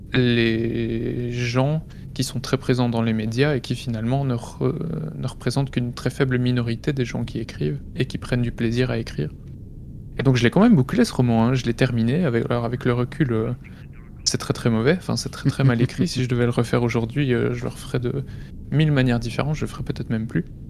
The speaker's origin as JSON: {"language": "French", "country": "Belgium", "tie": "born or raised there", "said": "près de chez moi en Belgique"}